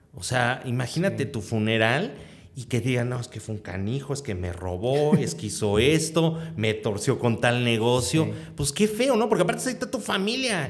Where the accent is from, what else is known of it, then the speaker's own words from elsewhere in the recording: Mexico; pues aquí de México